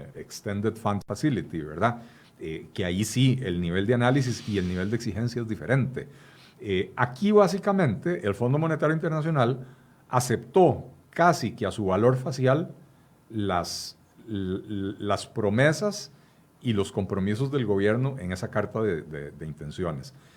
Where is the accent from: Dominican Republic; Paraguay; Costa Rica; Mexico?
Costa Rica; En Costa Rica